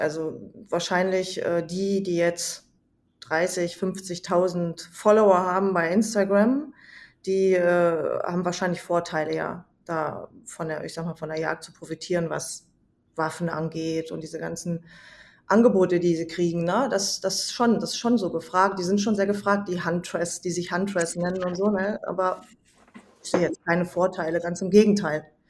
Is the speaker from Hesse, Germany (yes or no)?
yes; Hesse, Germany; ich komme aus Hessen. Ich wohne in einer Kleinstadt in der Nähe von Kassel